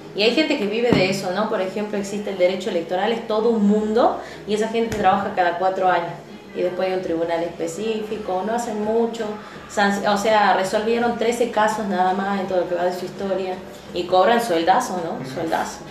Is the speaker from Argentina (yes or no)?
yes; Argentina; nosotros como argentinos